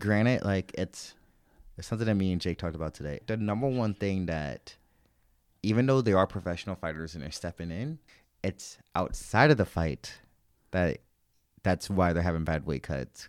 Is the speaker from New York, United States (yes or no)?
no; St. Louis, Missouri, United States; I grew up in Saint Louis, Missouri